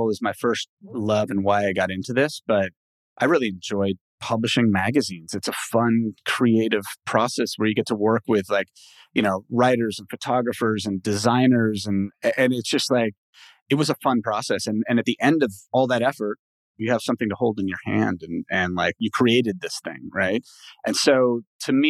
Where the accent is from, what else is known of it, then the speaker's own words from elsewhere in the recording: Los Angeles, California, United States; first language English; also born or lived in Mexico; I've lived in LA pretty much my whole life